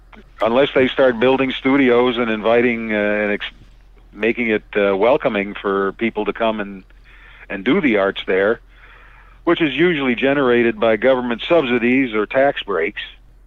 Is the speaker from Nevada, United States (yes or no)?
no; Cleveland, Ohio, United States; moved away as an adult; now in Toronto, Canada; because I grew up in Cleveland